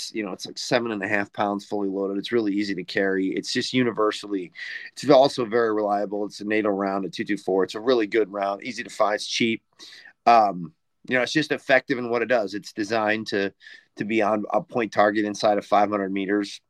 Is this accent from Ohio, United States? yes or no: no; Northern Illinois, United States; I grew up in Northern Illinois